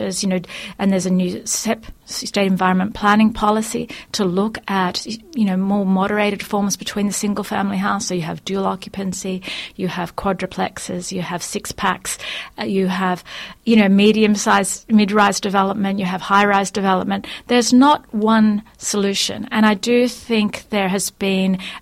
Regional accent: Sydney, New South Wales, Australia; I grew up in Sydney

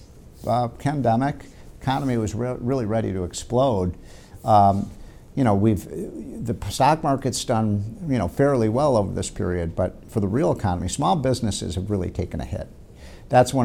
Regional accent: Chicago, Illinois, United States; my home state, Illinois. I'm from Chicago.

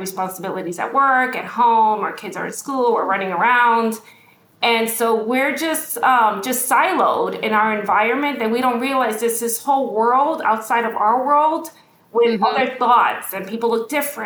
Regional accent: New York City, New York, United States; I grew up in Brooklyn, New York. You know, we grew up in the projects

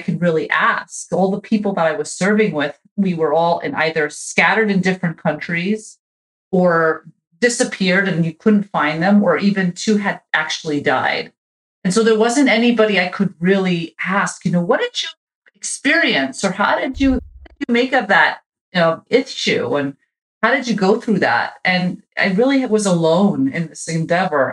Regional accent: United States; moved away; also born or lived in Israel; when I came as an immigrant, as an American immigrant

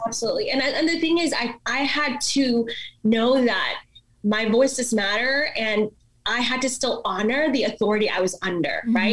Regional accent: India; first language Malayalam; English is a second language; also born or lived in Dallas, Texas; now in United States; i was born in india so i grew up in the Indian culture.

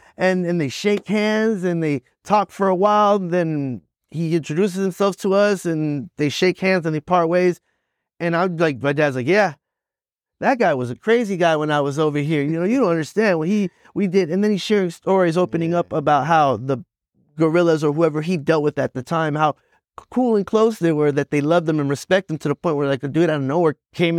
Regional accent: Boston, Massachusetts, United States; born there; Yeah, I was born in Boston. That was fun. It was cold.

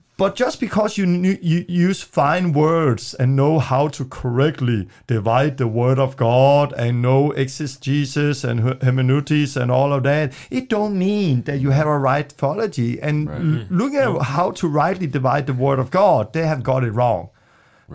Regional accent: Denmark; English is a second language; moved away; I'm from Denmark. I'm still learning English

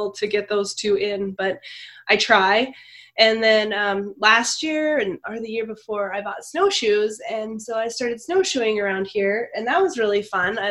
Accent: Montana, United States; moved away; I downhill skied since I was young because I was from Montana, and everyone in Montana skis.

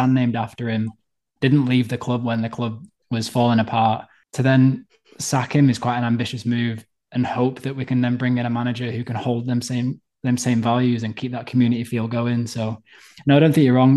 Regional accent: Wigan, North West England, United Kingdom; I've been a Wigan fan all my life, and I was born in Wigan

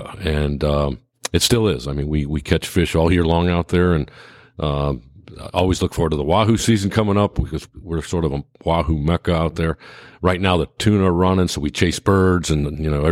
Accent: Chicago, Illinois, United States; also born or lived in Philadelphia / Atlanta / Florida; now in Texas, United States; I grew up in Chicago, went to school

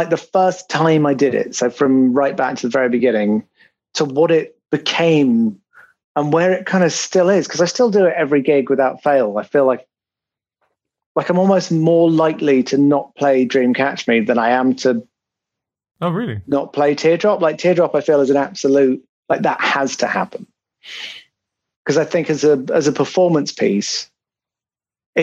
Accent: United Kingdom; I'm very British in that sense.

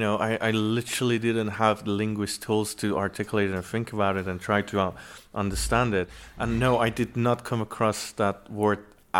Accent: Tehran, Tehran Province, Iran; moved away as an adult; now in United Kingdom; I was born and raised in Tehran, the capital.

